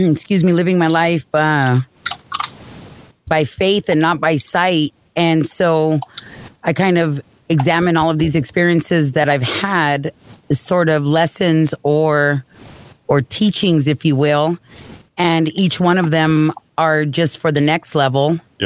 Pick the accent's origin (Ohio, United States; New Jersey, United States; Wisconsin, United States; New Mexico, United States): New Mexico, United States; South Valley; South Valley.